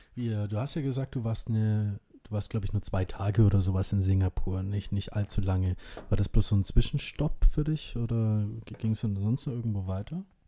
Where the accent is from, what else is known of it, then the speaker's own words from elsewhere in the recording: Indonesia; now in Germany; mein Geburtsland Indonesien